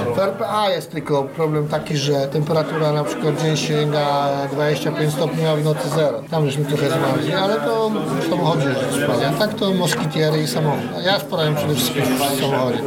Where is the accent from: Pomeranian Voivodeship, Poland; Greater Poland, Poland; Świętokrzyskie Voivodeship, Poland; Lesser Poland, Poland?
Świętokrzyskie Voivodeship, Poland; Kielce; pochodzimy z Kiel